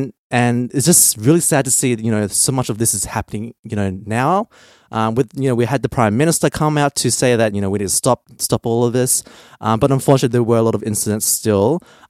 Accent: Australia; growing up in Australia

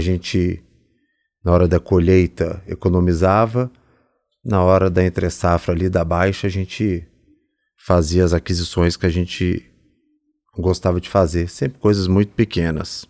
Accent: Belo Horizonte, Minas Gerais, Brazil; moved away; Sou mineiro, vim de Belo Horizonte

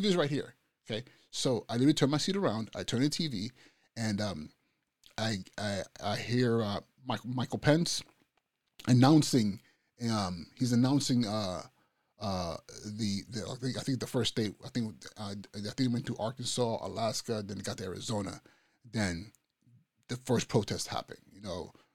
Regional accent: Nigeria; moved away; I'm Nigerian. I'm from Nigeria.

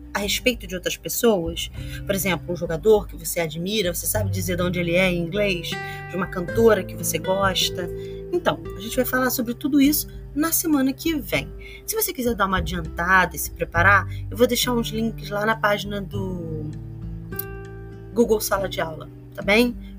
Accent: Brazil

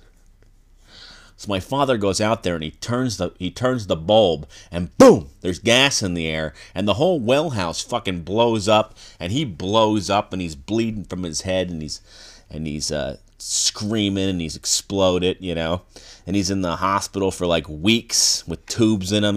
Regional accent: United States; I'm an American male

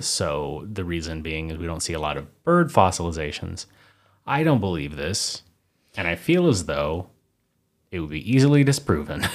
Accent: Oklahoma, United States; two Oklahomans from the United States

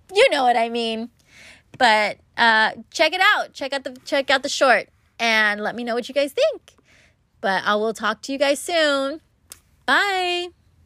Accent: Los Angeles, California, United States; I was born and raised in Los Angeles

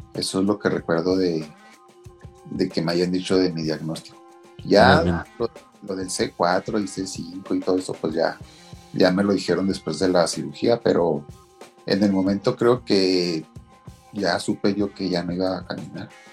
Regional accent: Meoqui, Chihuahua, Mexico; Y soy de Mioki, Chihuahua.

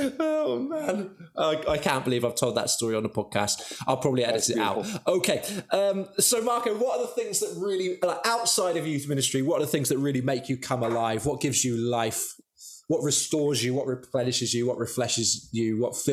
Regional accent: Devon, South West England, United Kingdom; And now I'm from Devon.

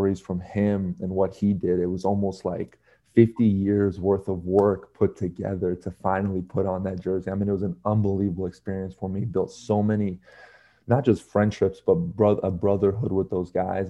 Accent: United States; growing up here in the States and essentially only having, you know, your mom, your dad, and your sister

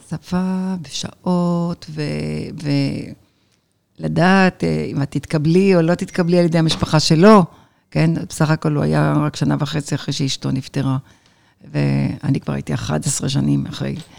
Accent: Jerusalem, Jerusalem District, Israel; moved away as an adult; also born or lived in Lod; now in Los Angeles, United States; אני ירושלמית, בת ירושלמית, בת בת בת ירושלמית הרבה דורות.

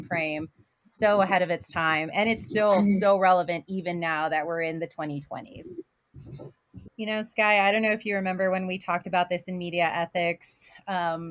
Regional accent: Houston, Texas, United States; now in Utah, United States; I was born and raised in Houston, but my family is from the border as well

